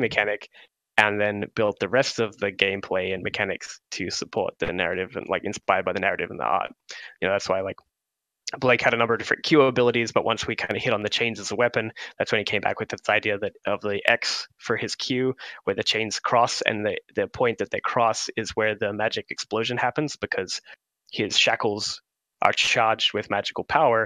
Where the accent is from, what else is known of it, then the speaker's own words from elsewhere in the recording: Australia; I'm from Australia